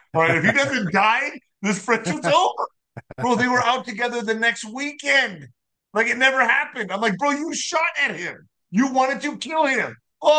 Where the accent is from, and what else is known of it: El Paso, Texas, United States